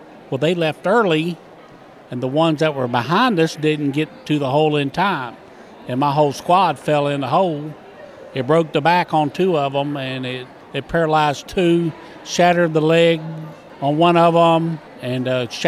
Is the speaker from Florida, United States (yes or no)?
yes; Crescent City, Florida, United States; moved away as an adult; In my hometown, you have a big choice of cutting ferns, picking oranges, and that's about it. There's no real way out of Crescent City. So I joined the Army to get out and get on my own.